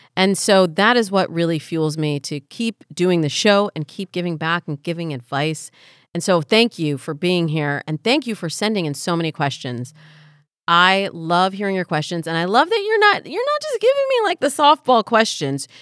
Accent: Midwest, United States; Black and Jewish, growing up in the Midwest.

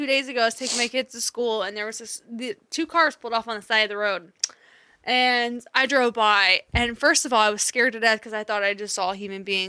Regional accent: Rossville, Indiana, United States; now in Lafayette, United States; I'm from Rossville, and we literally, like, when we went to town, we went to town. Like, we had to go Lafayette or Frankfort. And I've lived here a year

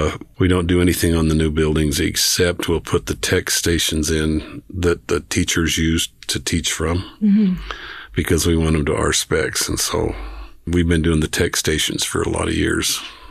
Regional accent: Archer, Idaho, United States; also born or lived in Rexburg, Idaho / Wilford, Idaho; I grew up out in Archer.

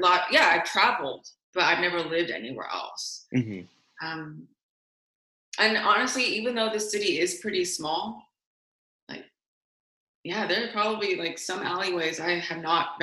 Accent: San Francisco, California, United States; being a San Franciscan, born and raised

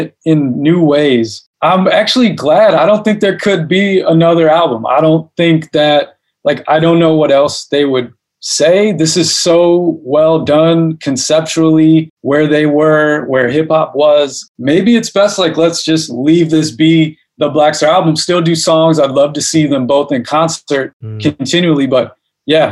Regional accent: Chicago, Illinois, United States; The part of Chicago I'm from is called Hyde Park, which is on the south side

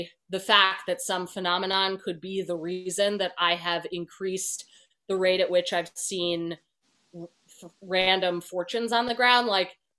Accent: New Jersey, United States; moved away as an adult; also born or lived in Chicago / Los Angeles; I'm from New Jersey

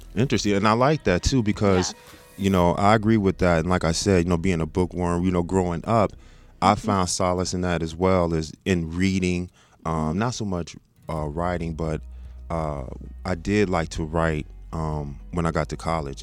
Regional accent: Texas, United States; moved away as an adult; also born or lived in South Bend, Indiana; now in Michigan, United States; I'm originally from Indiana. I'm from okay. South Bend, but I grew up in Texas

